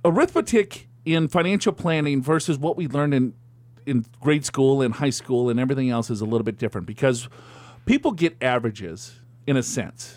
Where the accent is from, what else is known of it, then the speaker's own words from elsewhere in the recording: Minneapolis, Minnesota, United States; I'm from Minneapolis